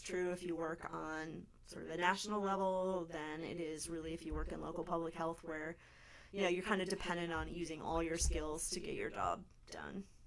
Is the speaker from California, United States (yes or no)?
yes; California, United States; now in Anchorage, United States; I grew up in California